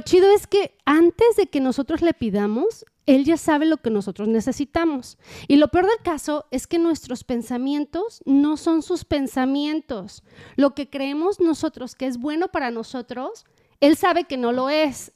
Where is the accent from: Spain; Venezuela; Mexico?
Mexico; uno mexicano o latino